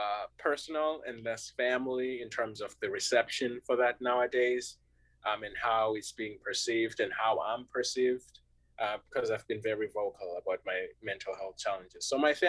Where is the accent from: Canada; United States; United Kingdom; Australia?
United States; I'm from America, I now have all this perspective, so I'm gonna tell you about it.